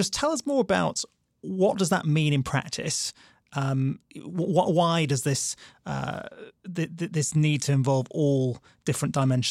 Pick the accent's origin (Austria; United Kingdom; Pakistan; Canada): United Kingdom; Nancy's pointing at me just because I'm British.